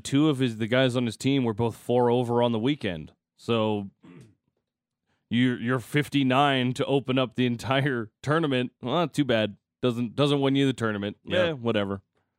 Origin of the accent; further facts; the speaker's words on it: the Prairies, Canada; accent: prairie; I'm English. I have a prairie accent.